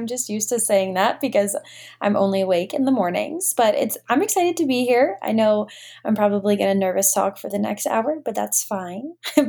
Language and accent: English; Cleveland, Ohio, United States; moved away as an adult; now in Centerville, United States; I am from Cleveland, right outside of Cleveland on the west side.